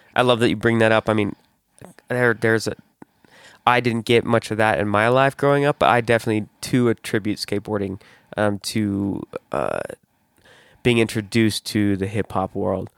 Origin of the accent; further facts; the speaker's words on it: West Jordan, Utah, United States; growing up in West Jordan, South Jordan